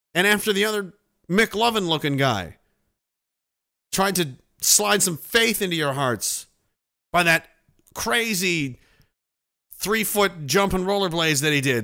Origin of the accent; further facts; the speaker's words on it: Canada; as Canadian citizens